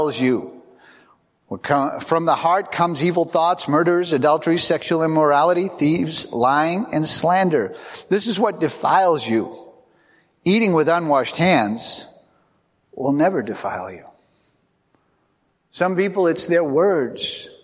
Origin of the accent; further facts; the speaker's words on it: United States; I'm really an American. I don't speak English. I speak American.